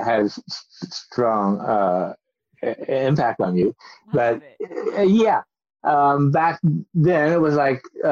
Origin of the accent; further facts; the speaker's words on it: Kentucky, United States; I was a kid going to movies in my hometown in Kentucky